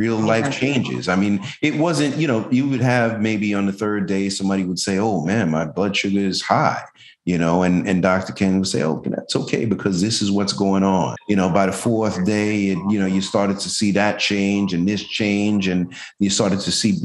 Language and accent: English; Jamaica; now in Tampa, United States; I'm Jamaican